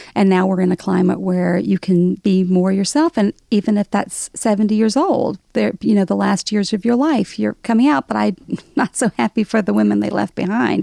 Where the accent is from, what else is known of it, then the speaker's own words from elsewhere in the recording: Alabama, United States; accent: Southern; moved away as an adult; now in New York, United States; growing up in Alabama, nobody was out of the closet in the eighties